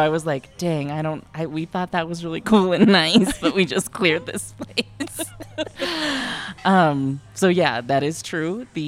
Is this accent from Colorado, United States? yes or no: yes; Pueblo, Colorado, United States; growing up in Pueblo